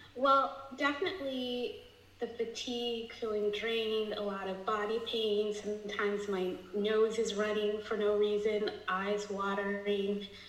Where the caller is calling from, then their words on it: Atlanta, Georgia, United States; I'm calling from Atlanta, Georgia.